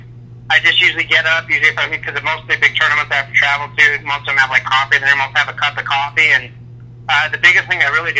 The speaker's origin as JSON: {"language": "English", "town": "Salt Lake City", "region": "Utah", "country": "United States", "said": "When I was like 4 years old, even though I'm from Salt Lake City"}